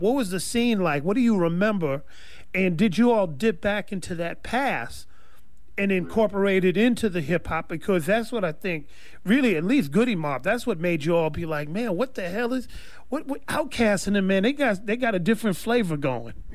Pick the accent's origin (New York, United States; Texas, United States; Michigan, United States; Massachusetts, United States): New York, United States; now in California, United States; We grew up in New York with no music programs